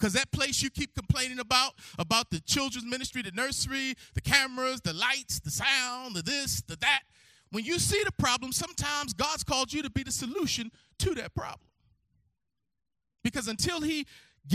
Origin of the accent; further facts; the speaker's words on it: Baltimore, Maryland, United States; I'm from Baltimore, Maryland. And I grew up in Harold Williamson Sr.'s house